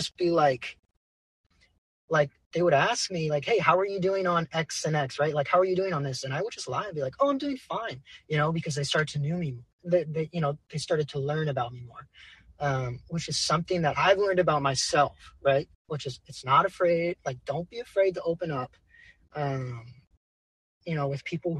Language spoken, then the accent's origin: English; California, United States; I would probably have to go to my home, like my hometown amphitheater where I see most of my concerts, which is Shoreline Amphitheater.